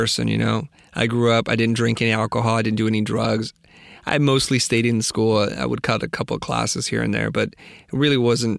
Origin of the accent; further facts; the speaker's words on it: San Jose, California, United States; I grew up in the Valley, Silicon Valley, to be precise. I grew up in San Jose.